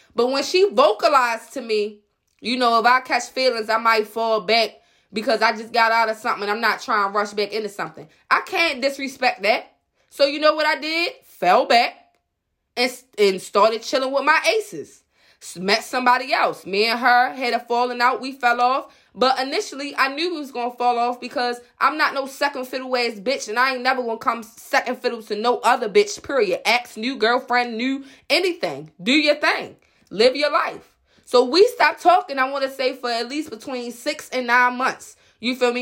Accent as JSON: {"language": "English", "town": "Baltimore", "region": "Maryland", "country": "United States", "moved": "as an adult", "lives_now": "Baltimore County, United States", "said": "I'm from West Baltimore. two one two one five always been live for me. I'm straight from Park Heights, Jewtown"}